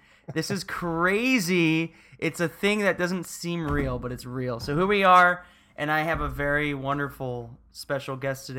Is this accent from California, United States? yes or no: no; Florida, United States; I'm from Florida, so don't get me wrong. I'm not trying to say like, why do you got to bring the stank? I come from a town where people ridicule every single day. People hate Florida, and I grew up there, and I love it.